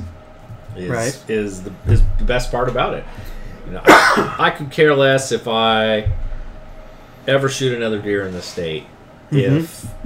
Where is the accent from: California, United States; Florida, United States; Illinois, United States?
California, United States; Stockton; I grew up in Stockton, California